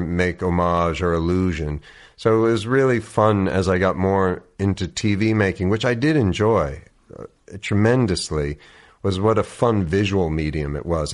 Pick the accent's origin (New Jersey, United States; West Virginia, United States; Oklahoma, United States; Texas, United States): New Jersey, United States; Oakland; moved away as an adult; also born or lived in New York City / Princeton; So I grew up, yeah, in this little town called Oakland, New Jersey, about thirty minutes outside of New York.